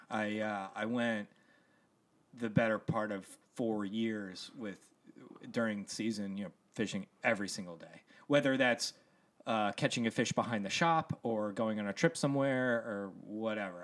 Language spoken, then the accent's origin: English; Columbia, Maryland, United States; moved away; also born or lived in Estes Park, Colorado / Atlanta; I grew up in Columbia, Maryland